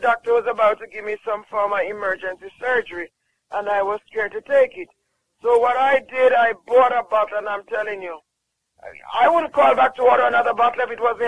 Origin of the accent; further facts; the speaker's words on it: Jamaica; I'm from Jamaica